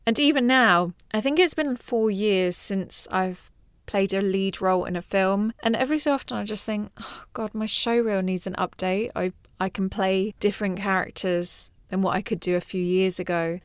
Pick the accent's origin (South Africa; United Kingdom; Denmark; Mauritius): Mauritius; I'm from Mauritius